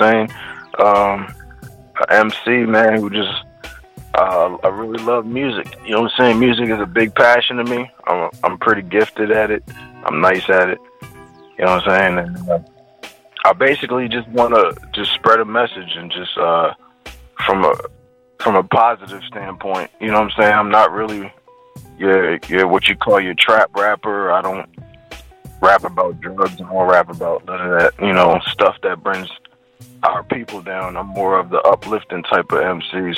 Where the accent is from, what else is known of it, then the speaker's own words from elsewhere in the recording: Trinidad & Tobago; moved away; also born or lived in DMV (Washington metropolitan area); I'm from the Caribbean, Trinidad